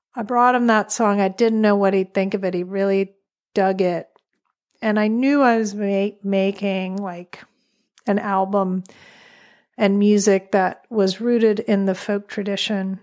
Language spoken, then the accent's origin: English; New York City, New York, United States; moved away as an adult; now in Wolfe Island, Canada; I am a New Yorker